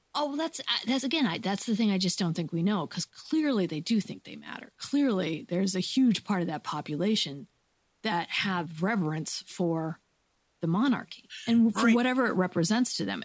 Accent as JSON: {"language": "English", "country": "United States", "said": "I'm an American"}